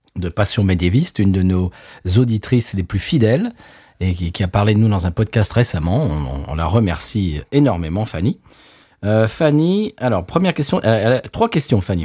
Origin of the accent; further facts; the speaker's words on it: France; now in United States; on est français mais qu'on habite aux États-Unis